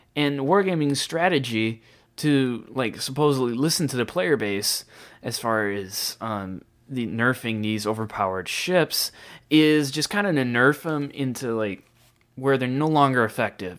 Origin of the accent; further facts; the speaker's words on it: United States; being an American